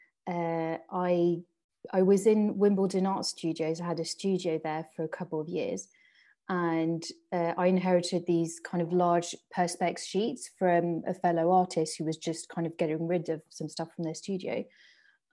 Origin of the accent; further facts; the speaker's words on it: southeast of Paris, Île-de-France, France; first language French and English; moved away as an adult; now in United Kingdom; I'm from France, born and bred. My parents still live in the house I grew up in, and just like southeast of Paris, just like it's half an hour on the train